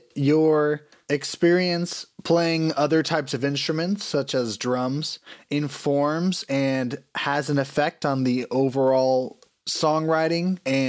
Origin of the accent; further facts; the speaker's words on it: New Palestine, Indiana, United States; I first saw you playing in New Palestine, your hometown, my hometown as well